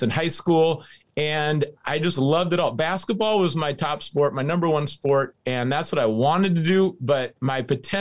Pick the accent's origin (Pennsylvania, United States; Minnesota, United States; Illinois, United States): Minnesota, United States; now in Seattle, United States; I grew up in Minnesota.